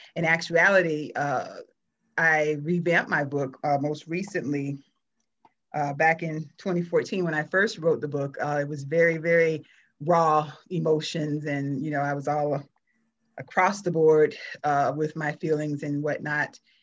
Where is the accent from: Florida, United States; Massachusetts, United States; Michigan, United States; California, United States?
Florida, United States; South; moved away as an adult; since I I left South Florida, which was in the early '90s, I'm I'm I still call Florida home. That's my hometown